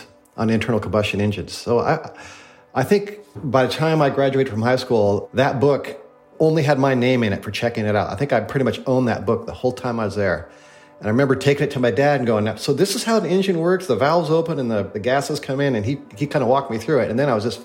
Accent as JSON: {"language": "English", "town": "St. Maries", "region": "Idaho", "country": "United States", "tie": "born or raised there", "said": "I grew up in St. Mary's, Idaho"}